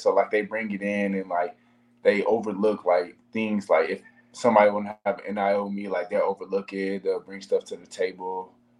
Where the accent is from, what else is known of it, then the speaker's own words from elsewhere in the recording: Oklahoma, United States; growing up in Oklahoma